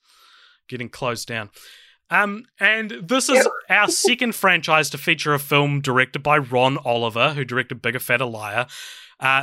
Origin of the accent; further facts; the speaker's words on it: New Zealand; I'm a podcaster from New Zealand